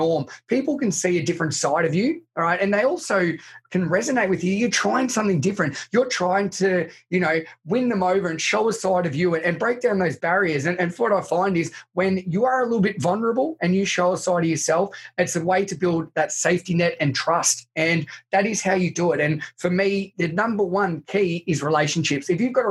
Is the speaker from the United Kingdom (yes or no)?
no; country Victoria, Australia; I grew up in country Victoria in Australia, and so about 2 hours from Melbourne